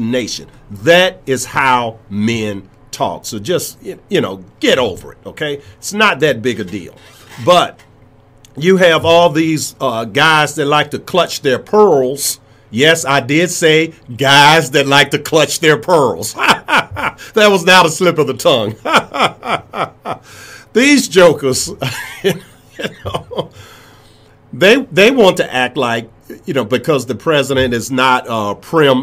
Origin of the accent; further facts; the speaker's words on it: Richmond, Virginia, United States; my hometown, Richmond